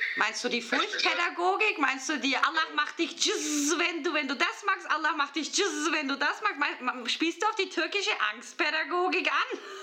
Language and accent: German; Bavaria, Germany; moved away as an adult; now in Switzerland; Ich bin ja aus Bayern, deswegen frage ich so verdutzt. Ich war 21 Jahre in, Bayern in der Schule